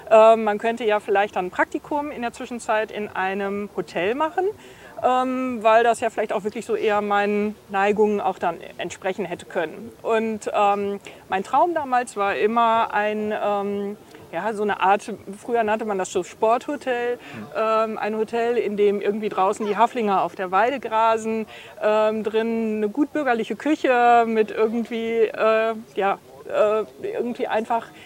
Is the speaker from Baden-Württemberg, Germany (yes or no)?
no; Münster, North Rhine-Westphalia, Germany; Und so waren wir, wir waren fünf Kinder, mhm. äh, sind wir alle eben Münsteraner.